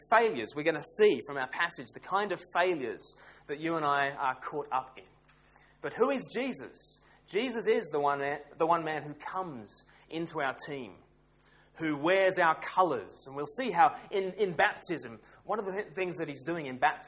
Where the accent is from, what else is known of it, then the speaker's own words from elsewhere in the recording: Australia; moved away as an adult; now in United Kingdom; I grew up in Australia